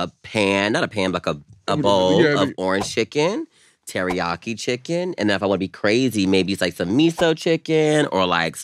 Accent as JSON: {"language": "English", "region": "the South", "country": "United States", "said": "I'm from the South."}